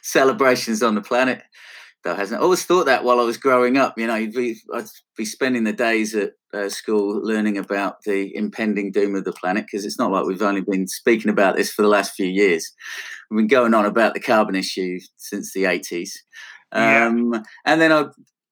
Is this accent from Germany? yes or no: no; Blackpool, North West England, United Kingdom; accent: Northwest; moved away; I'm from Blackpool